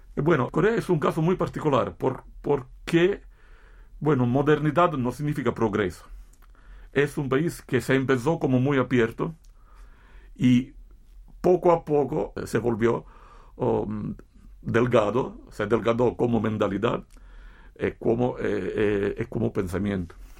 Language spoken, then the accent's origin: Spanish; Italy; Como italiano